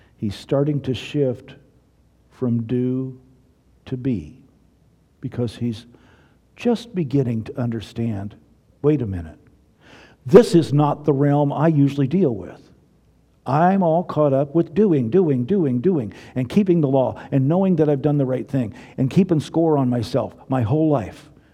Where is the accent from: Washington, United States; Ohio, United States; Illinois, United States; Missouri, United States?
Missouri, United States; I'm from Missouri.